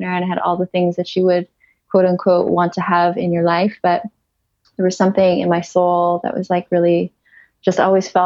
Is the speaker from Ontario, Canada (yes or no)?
yes; Ontario, Canada; moved away as an adult; also born or lived in Kelowna, British Columbia; I'm originally from Ontario